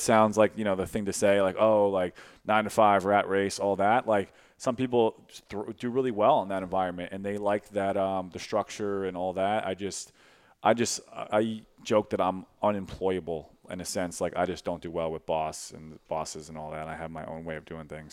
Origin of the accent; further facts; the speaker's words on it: Brooklyn, New York, United States; moved away as an adult; also born or lived in Westchester; now in St. Louis, United States; I was born in Brooklyn, uh, then I went to Westchester, li, moved to Westchester not too f, uh, probably when I was, like, twelve or thirteen.